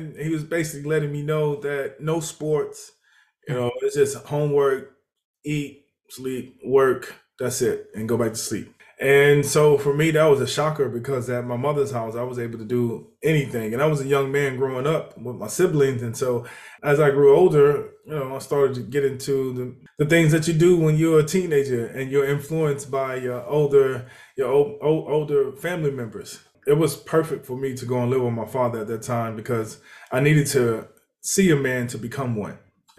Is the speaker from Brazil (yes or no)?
no; Houston, Texas, United States; also born or lived in Mississippi; I grew up in Houston, Texas. Well, actually, we moved a lot. So I lived in Mississippi at the beginning of my life. I spent a lot of my years growing up in Houston, Texas.